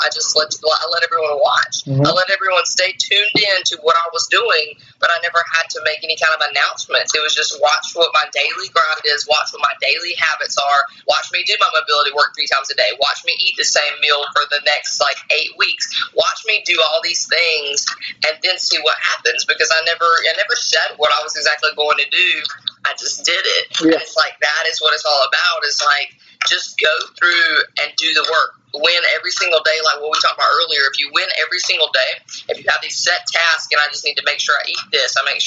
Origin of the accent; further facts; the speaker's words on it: South Carolina, United States; I grew up poor in South Carolina